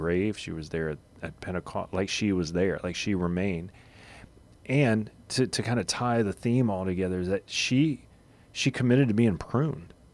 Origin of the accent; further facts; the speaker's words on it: Louisiana, United States; I grew up in Louisiana